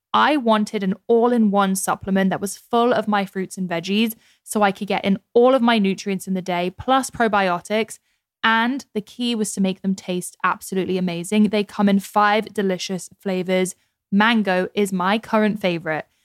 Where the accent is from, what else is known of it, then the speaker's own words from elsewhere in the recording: Scottsdale, Arizona, United States; I grew up in Scottsdale